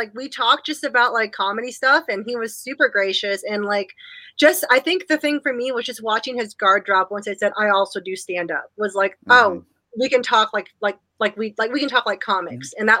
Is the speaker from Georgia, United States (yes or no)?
no; Nashville, Tennessee, United States; I told him I was from Nashville.